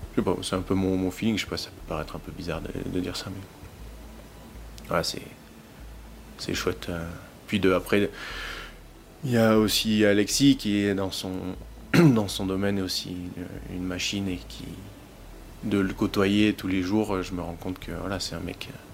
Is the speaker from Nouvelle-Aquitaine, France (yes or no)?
no; Montmaur, Provence-Alpes-Côte d'Azur, France; je viens du, donc, euh, de Montmort, qui est pas loin du Dévoluy, ma station où j'ai commencé à, skier